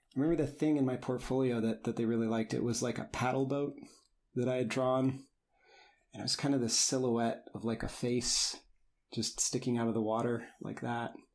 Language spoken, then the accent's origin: English; Indiana, United States; moved away as an adult; I grew up in Indiana